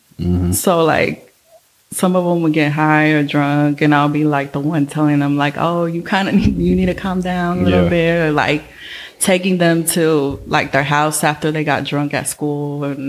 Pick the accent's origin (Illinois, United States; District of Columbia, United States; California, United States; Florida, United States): California, United States; Oakland; Born and raised in Oakland. Born in Highland Hospital